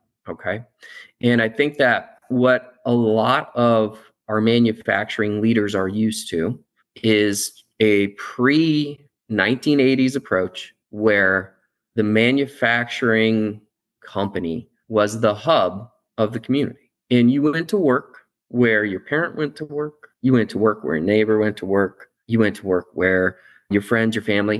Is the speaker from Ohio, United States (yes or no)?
yes; Akron, Ohio, United States; I grew up in Akron, rubber capital